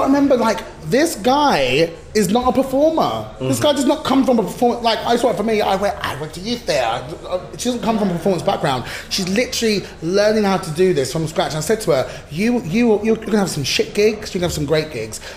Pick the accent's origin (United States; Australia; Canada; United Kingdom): United Kingdom; we're British.